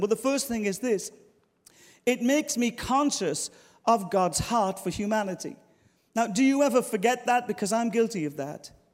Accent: Ireland; moved away as an adult; now in London, United Kingdom; I'm Irish

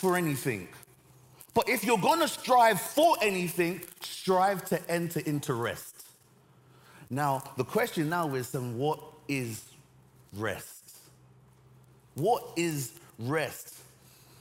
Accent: Nigeria; now in London, United Kingdom; I'm Nigerian. My parents were. I was born in Nigeria. I have a Nigerian passport

